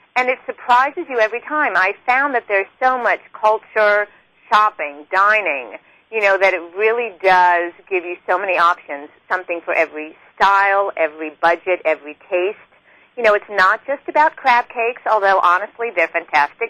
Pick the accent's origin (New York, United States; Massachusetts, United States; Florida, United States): New York, United States; I grew up in New York